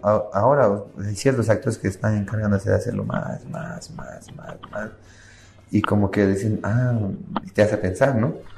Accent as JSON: {"language": "Spanish", "country": "Bolivia", "said": "nosotros estemos desunidos como Boliviano"}